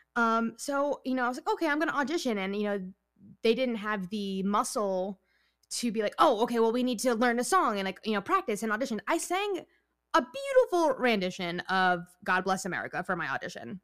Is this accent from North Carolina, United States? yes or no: no; New York, United States; I'm from New York. I'm Italian and Puerto Rican